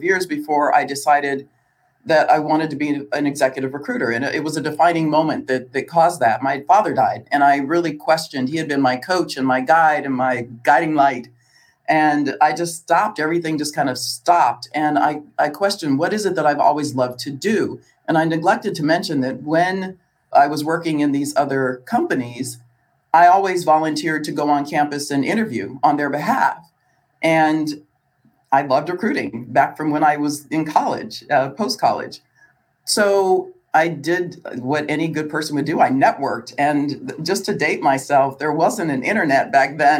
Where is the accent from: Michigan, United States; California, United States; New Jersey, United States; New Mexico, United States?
California, United States; Southern; also born or lived in Chicago; I grew up in Southern California.